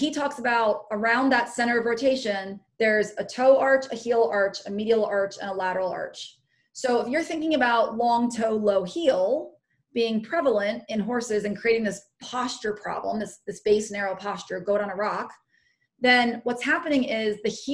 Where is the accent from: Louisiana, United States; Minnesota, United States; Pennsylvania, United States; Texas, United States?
Pennsylvania, United States; my home state